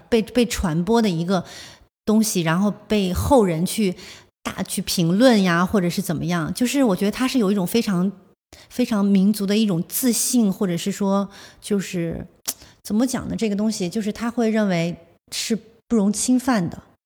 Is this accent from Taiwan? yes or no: no; Zhuzhou, Hunan, China; 因为我本身我是株洲人